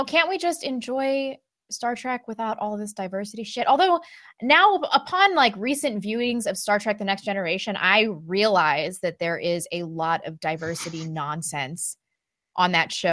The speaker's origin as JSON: {"language": "English", "town": "St. Louis", "region": "Missouri", "country": "United States", "tie": "born or raised there", "said": "I grew up in St. Louis. West County."}